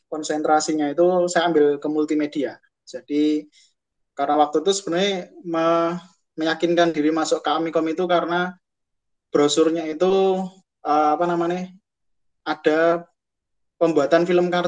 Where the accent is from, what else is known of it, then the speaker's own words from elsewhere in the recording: Klaten, Central Java, Indonesia; lahir di Klaten tanggal 11 November 1992.